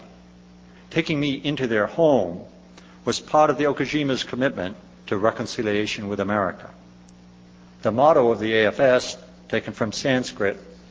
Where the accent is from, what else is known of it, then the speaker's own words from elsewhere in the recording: Gloucester, Massachusetts, United States; In Gloucester, Massachusetts, my hometown